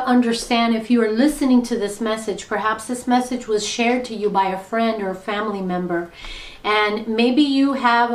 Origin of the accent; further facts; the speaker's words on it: Miami, Florida, United States; being born and raised in Miami